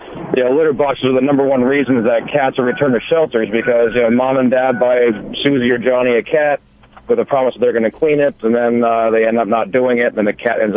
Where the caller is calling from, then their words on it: Costa Mesa, California, United States; Costa Mesa, California.